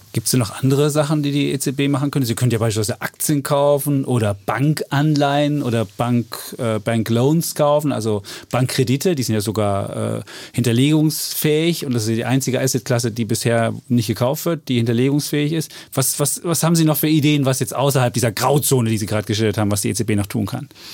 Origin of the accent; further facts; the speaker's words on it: Germany; wir als Deutsche